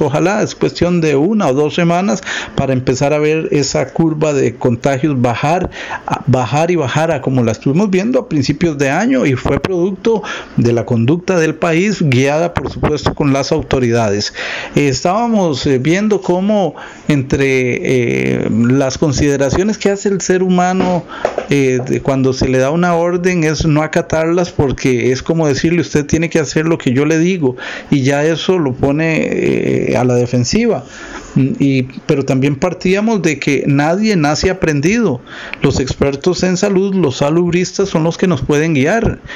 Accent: Costa Rica; como costarricenses

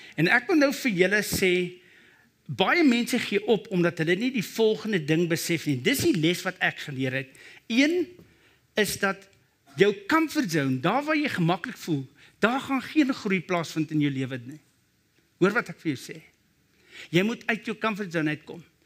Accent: Brakpan, Gauteng, South Africa; Ek kom van Brakpan af.

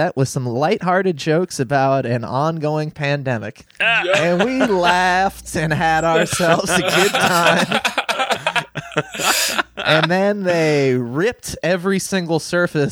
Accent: New Hampshire, United States; moved away as an adult; also born or lived in Massachusetts / Florida; now in Cincinnati, United States; I grew up in New Hampshire, and then I went to college in Massachusetts

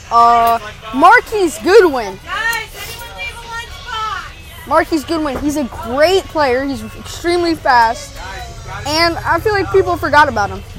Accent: Toronto, Ontario, Canada; born there; None of you guys believed me that I was born in Toronto.

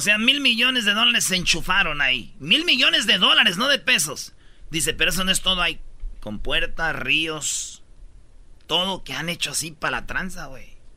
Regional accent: Jiquilpan, Michoacán, Mexico; moved away; mi pueblo, Jiquilpan, Michoacán

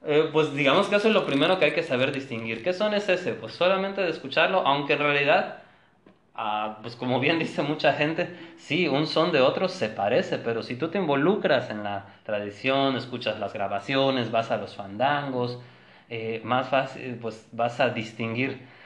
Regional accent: Cancún, Quintana Roo, Mexico; Yo nací aquí en Cancún

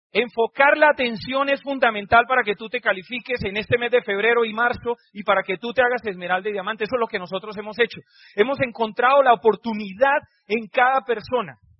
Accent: Cúcuta, Norte de Santander, Colombia; moved away as an adult; also born or lived in Barranquilla; salí de mi casa de Cúcuta, que me fui a Barranquilla

